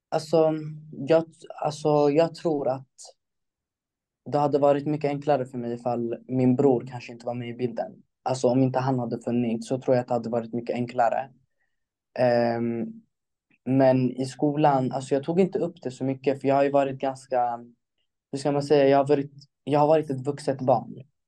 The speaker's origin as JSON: {"language": "Swedish", "town": "Stockholm", "region": "Stockholm County", "country": "Sweden", "tie": "born or raised there", "said": "i Stockholm, där jag är ifrån"}